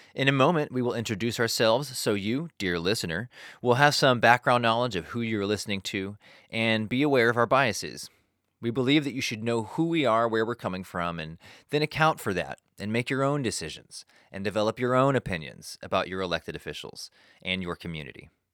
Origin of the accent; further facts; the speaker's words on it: Burleson, Texas, United States; also born or lived in Fort Worth, Texas; I grew up in Burleson from nineteen ninety to two thousand three when I graduated high school